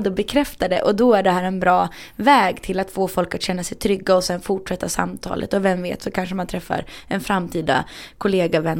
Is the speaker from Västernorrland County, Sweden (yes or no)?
yes; Härnösand, Västernorrland County, Sweden; also born or lived in Rättvik / Sundsvall; now in Stockholm, Sweden; Nej, men jag är från Härnösand. och sen har jag bott i Rättvik och Sundsvall och nu massa år i {S0} Stockholm.